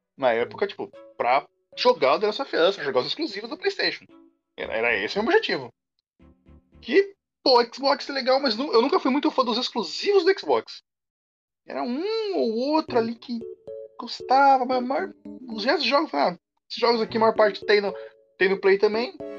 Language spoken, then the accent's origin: Portuguese; Brazil; nós somos brasileiros